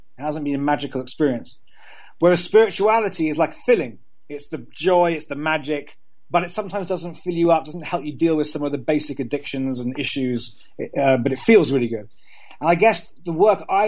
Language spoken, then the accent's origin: English; London, United Kingdom; also born or lived in Cambridge; I grew up in London in a very, you know, London is a very secular city